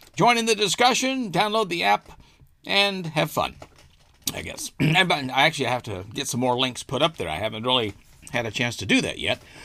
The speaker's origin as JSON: {"language": "English", "region": "Arkansas", "country": "United States", "tie": "born or raised there", "said": "my home state of Arkansas."}